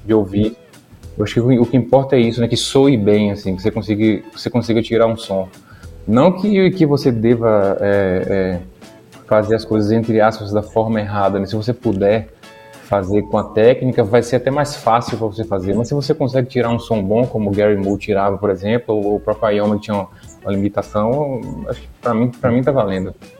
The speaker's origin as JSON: {"language": "Portuguese", "country": "Brazil", "accent": "Brazilian", "moved": "as an adult", "lives_now": "Portugal", "said": "pelo sotaque, iam saber que eu sou brasileiro"}